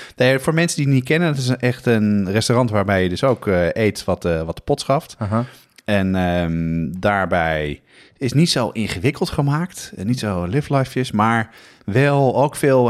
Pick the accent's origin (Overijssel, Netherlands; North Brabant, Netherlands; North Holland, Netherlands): North Holland, Netherlands; Amsterdam; Ik ben opgegroeid op de Nieuwmarkt in Amsterdam.